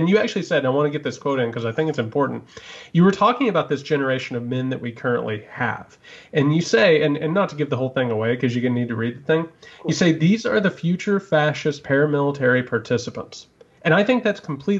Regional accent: Indiana, United States; moved away; I grew up in Indiana

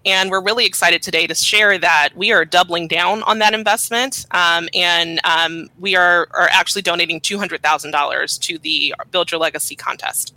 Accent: Los Angeles, California, United States; I am from South Los Angeles, born and raised.

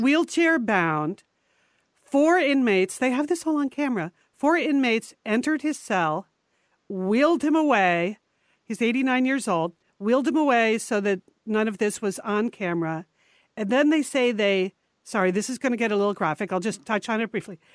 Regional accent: New England, United States; We grew up in New England, and our father, Massachusetts-born

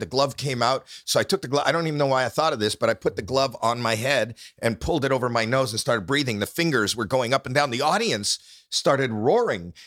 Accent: Toronto, Ontario, Canada; I'm not from New York, I'm from, from Toronto.

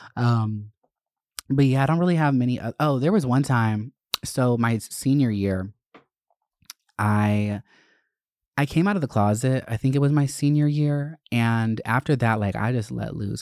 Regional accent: Winder, Georgia, United States; moved away; I grew up in Winder, which was just such a problematic fucking town to live

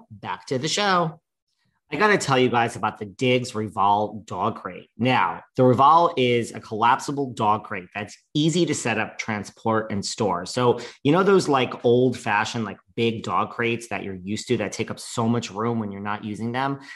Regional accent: New York, United States; I'm a New Yorker

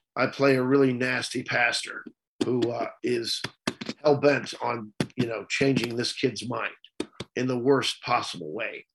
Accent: central Missouri, United States; moved away; I grew up in a small town in, in, central Missouri. So I'm not really from Kansas City.

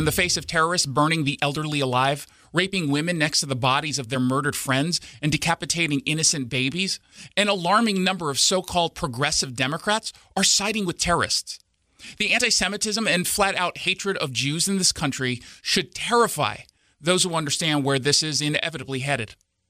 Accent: United States; As an American Jew

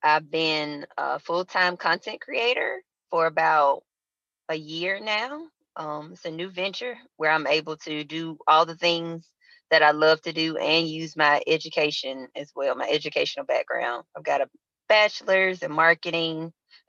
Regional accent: Montgomery, Alabama, United States; moved away as an adult; now in Charlotte, United States; originally I am from Montgomery, Alabama, 334, aka Monkey Town

